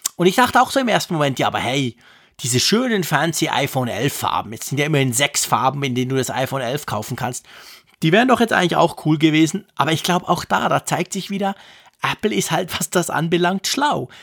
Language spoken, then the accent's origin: German; Switzerland; bei uns in der Schweiz